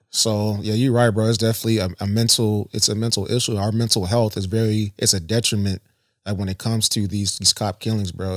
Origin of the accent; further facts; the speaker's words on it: Columbus, Ohio, United States; also born or lived in Worthington, Ohio; I'm from Southside Columbus, Southfield